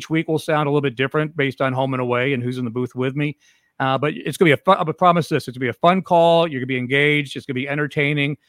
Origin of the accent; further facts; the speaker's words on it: Cleveland, Ohio, United States; moved away; I grew up in Cleveland